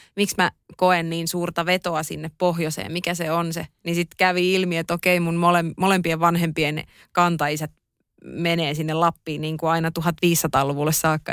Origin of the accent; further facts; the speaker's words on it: Oulu, North Ostrobothnia, Finland; also born or lived in Rovaniemi / Kolari; Oulussahan mä oon viettänyt niin kuin valtaosa elämästäni ja käynyt kaikki koulut